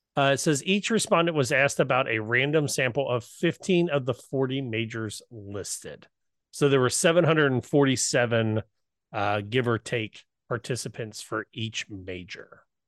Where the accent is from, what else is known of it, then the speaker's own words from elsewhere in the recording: Southwest Ohio, United States; accent: Southwest Ohio; my Southwest Ohio ness, my hillbilliness